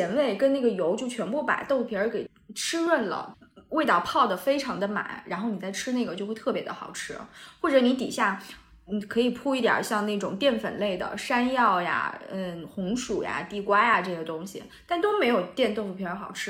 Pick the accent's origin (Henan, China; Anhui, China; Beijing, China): Anhui, China; 我就叫…，我就是安徽人。